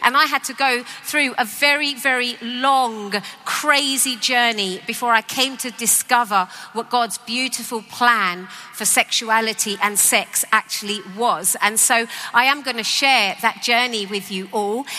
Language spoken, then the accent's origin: English; London, United Kingdom; I grew up in East London